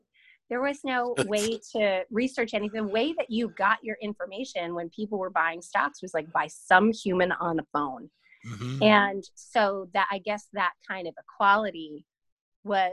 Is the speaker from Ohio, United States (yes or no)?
no; Long Island, New York, United States; I'm from Long Island